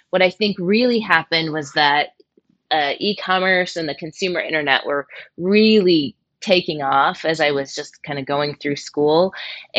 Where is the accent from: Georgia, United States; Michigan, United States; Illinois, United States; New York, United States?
Michigan, United States; I grew up in Michigan and I was surrounded by the auto industry